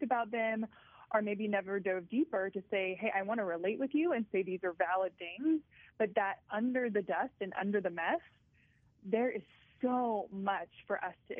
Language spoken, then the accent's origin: English; South Louisiana, United States; I grew up in South Louisiana. Everybody's Catholic down there.